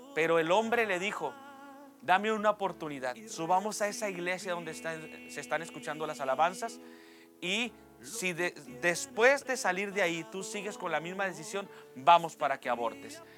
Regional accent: Reynosa, Tamaulipas, Mexico; also born or lived in Nuevo Laredo, Tamaulipas; nace de una ciudad que muy pocos conocen, que se llama Nuevo Laredo, Tamaulipas, pero a los tres años llegué a lo que es la ciudad de Reynosa

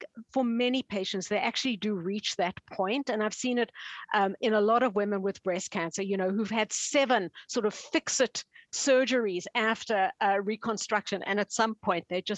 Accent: Canada; I'm from Canada

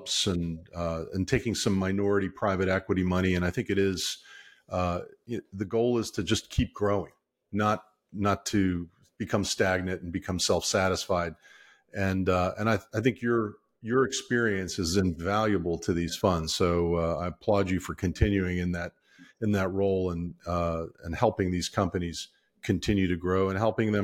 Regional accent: Maryland, United States; I grew up in Maryland

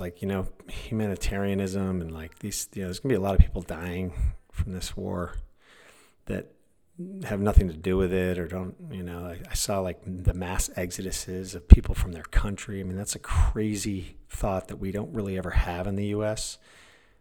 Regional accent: United States; as an American

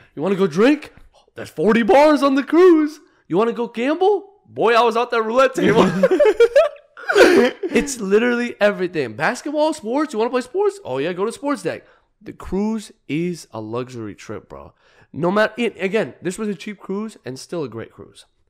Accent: Arizona, United States; I'm from Arizona

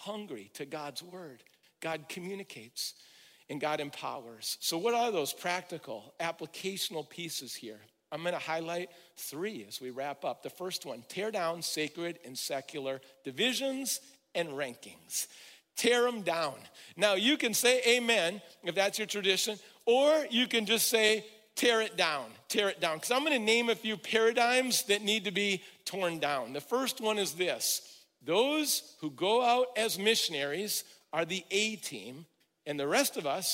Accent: Midwest, United States; I'm from the Midwest where there's a strong work ethic

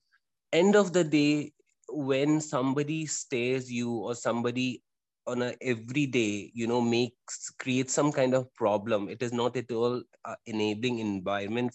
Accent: India; as an Indian

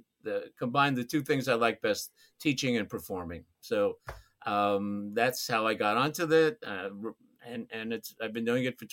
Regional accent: New York City, New York, United States; I grew up in New York City, Brooklyn, when it was affordable.

